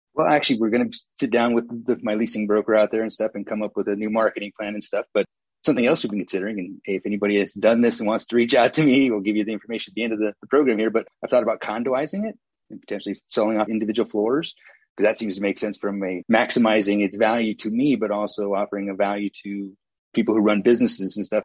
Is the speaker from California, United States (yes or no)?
yes; Santa Cruz, California, United States; moved away as an adult; now in Gardnerville, United States; I grew up in Santa Cruz, California, great place to grow up